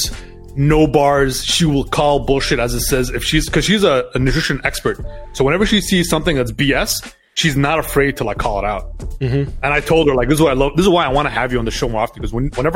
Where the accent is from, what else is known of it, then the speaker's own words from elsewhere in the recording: Doha, Qatar; also born or lived in Montreal, Canada; basically my whole life was in Doha